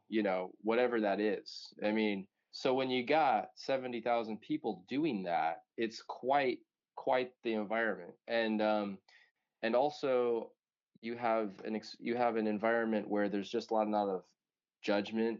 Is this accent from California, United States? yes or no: yes; Palo Alto, California, United States; I grew up near Palo Alto